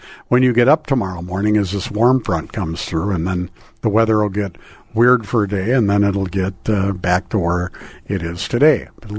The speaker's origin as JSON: {"language": "English", "town": "Crookston", "region": "Minnesota", "country": "United States", "tie": "born or raised there", "said": "Crookston. Yeah. My hometown."}